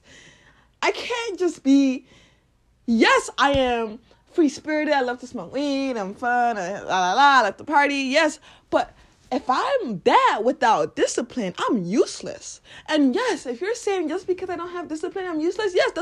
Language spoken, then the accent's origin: English; Lagos, Nigeria; I was born and raised in Nigeria, Lagos